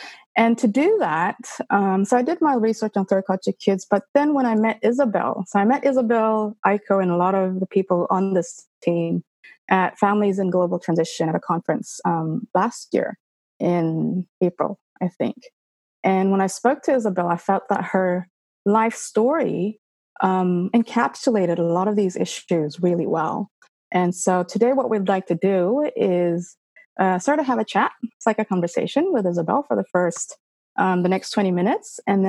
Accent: Canada; born there; And I suppose I was born in Canada. Legally Canadian, et cetera, et cetera.

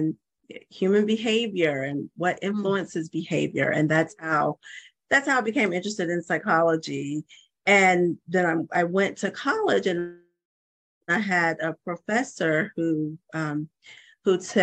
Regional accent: Georgia, United States; moved away as an adult; also born or lived in Hawaii; I'm originally from Georgia. I moved back to Georgia

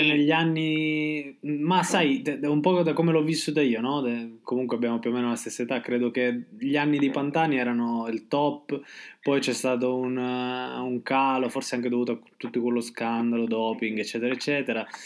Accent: Sicily, Italy; lo dico da siciliano

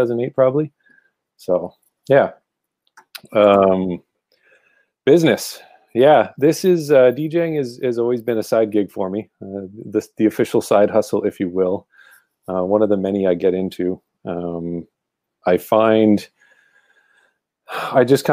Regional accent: Ottawa, Ontario, Canada; from Ottawa, Ontario, Canada

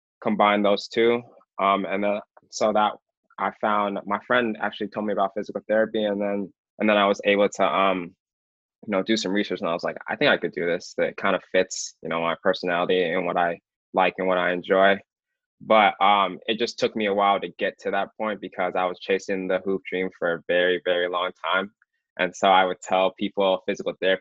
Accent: Alaska, United States; moved away as an adult; now in Boston, United States; just being from Alaska and living there my whole life

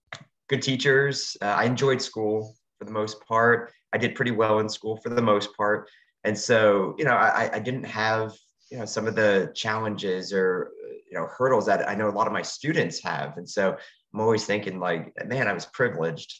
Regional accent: New Jersey, United States; moved away as an adult; also born or lived in North Carolina / Atlanta, Georgia; I was born and raised in New Jersey, but I have spent my entire professional career, my whole adult life down in the South

